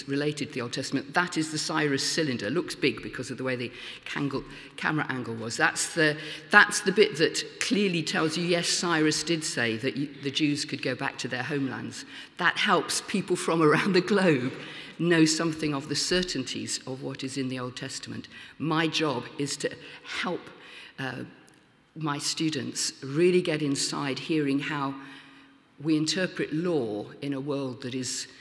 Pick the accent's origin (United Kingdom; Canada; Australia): United Kingdom; Lincoln, East Midlands; in my hometown of Lincoln now